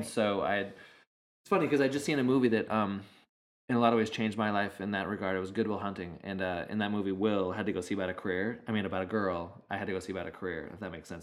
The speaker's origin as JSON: {"language": "English", "country": "United States", "tie": "born or raised there", "also_born_or_lived": "Arizona, United States", "moved": "yes", "lives_now": "California, United States", "said": "growing up in Idaho and in Arizona, there was I mean a lot of open space"}